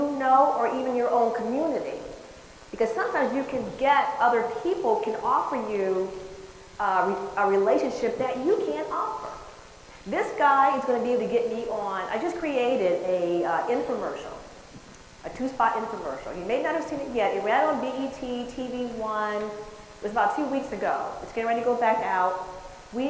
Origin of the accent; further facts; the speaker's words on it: Chicago, Illinois, United States; moved away; also born or lived in San Francisco Bay Area, California; I'm from Chicago